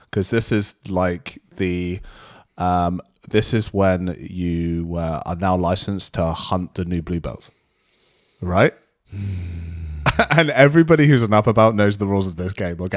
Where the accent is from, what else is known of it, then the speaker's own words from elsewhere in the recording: United Kingdom; because I'm British